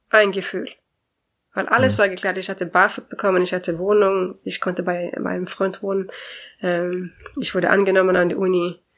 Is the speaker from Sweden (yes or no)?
yes; Sweden; German is a second language; wenn ich sage, ich komme aus Schweden, dann ist, ah, oh, Schweden, interessant